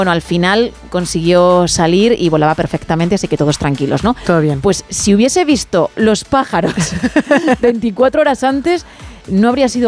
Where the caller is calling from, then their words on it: San Sebastián de los Reyes, Community of Madrid, Spain; Hola chicos, soy … de San Sebastián de los Reyes.